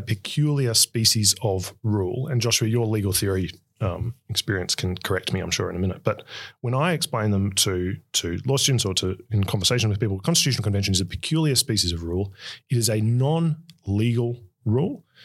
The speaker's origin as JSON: {"language": "English", "country": "Australia", "said": "ours in Australia"}